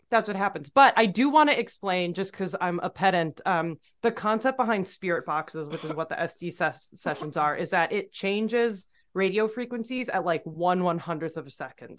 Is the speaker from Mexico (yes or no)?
no; Midwest, United States; as a Midwesterner